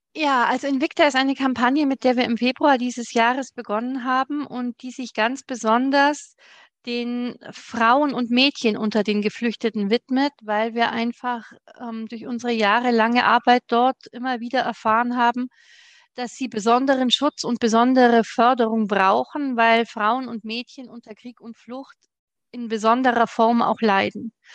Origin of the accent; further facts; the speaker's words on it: Germany; bei uns in Deutschland